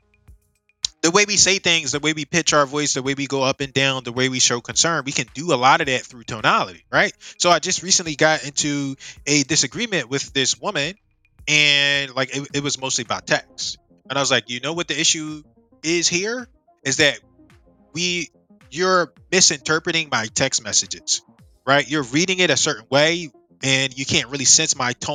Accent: United States; I'm Black American, or I'm from America

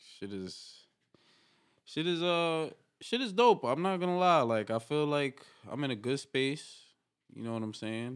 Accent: New York City, New York, United States; I'm from New York City, East Harlem. El Barrio, they call it

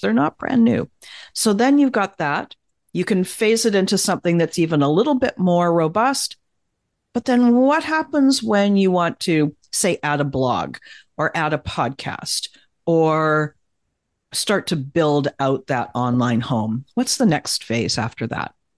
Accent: Canada; I'm Canadian

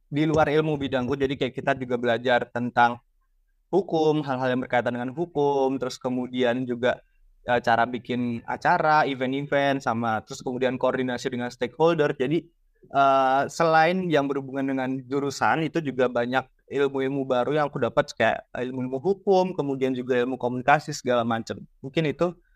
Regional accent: Surakarta, Central Java, Indonesia; moved away; saya asalnya dari Solo, jadi saya ikut uh, paguyuban dari Solo

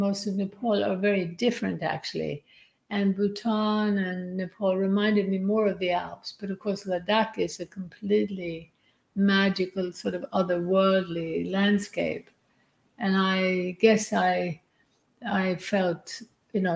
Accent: Sweden; now in Byron Bay, Australia; I grew up in Sweden in a nuclear family

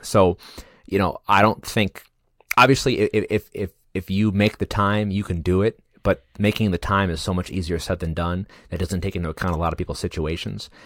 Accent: United States; as an American citizen

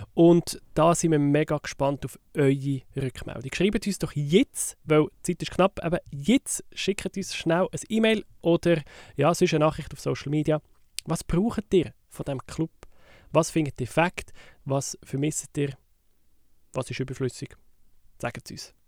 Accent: Switzerland; bei uns in der Schweiz

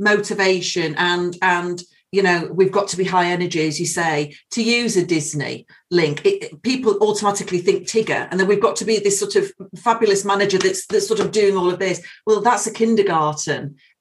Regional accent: United Kingdom; being British

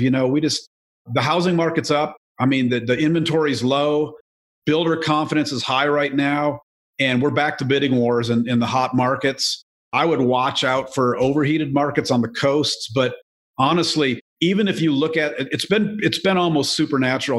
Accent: Joliet, Illinois, United States; I was born in Joliet, Illinois

